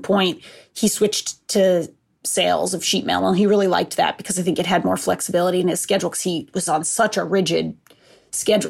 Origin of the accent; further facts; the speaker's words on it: Seekonk, Massachusetts, United States; also born or lived in Rhode Island; I'm from Massachusetts, but I'm from Seekonk, so it's right on, like, the Rhode Island border